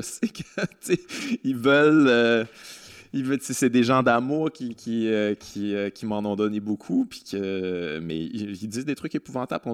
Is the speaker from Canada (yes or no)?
yes; Quebec City, Quebec, Canada; je viens de Québec